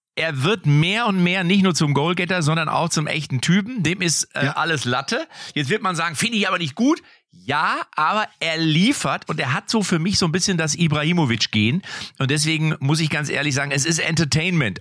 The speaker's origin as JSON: {"language": "German", "town": "Lippstadt", "region": "North Rhine-Westphalia", "country": "Germany", "tie": "born or raised there"}